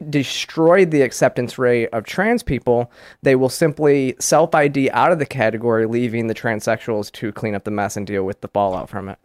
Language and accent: English; Michigan, United States; I grew up in Michigan, and we used to go to Canada